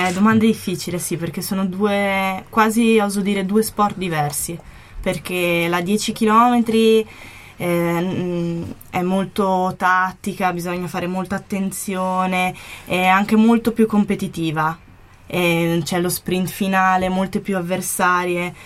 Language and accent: Italian; Trentino-Alto Adige, Italy; da buona trentina